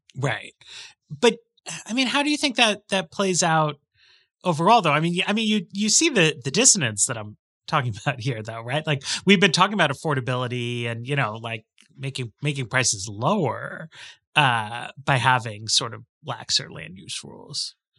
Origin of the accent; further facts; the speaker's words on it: New York, United States; I grew up in New York and people take the subway everywhere.